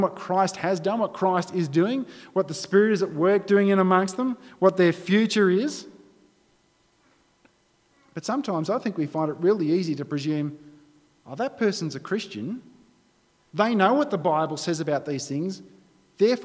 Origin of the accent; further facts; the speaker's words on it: Australia; being an Australian